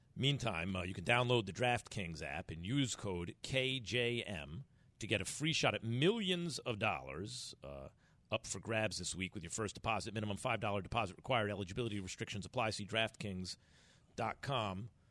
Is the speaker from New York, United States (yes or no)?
yes; New York, United States; born and raised in New York